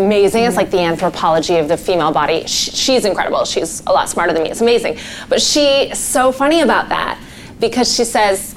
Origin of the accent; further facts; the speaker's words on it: Canada; now in United Kingdom; a white Canadian girl born in the 80s